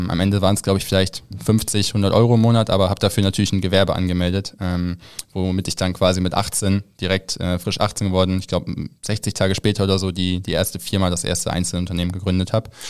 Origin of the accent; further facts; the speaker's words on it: Rheine, North Rhine-Westphalia, Germany; Ich bin in, in Rheine aufgewachsen, falls das irgendjemand was sagt.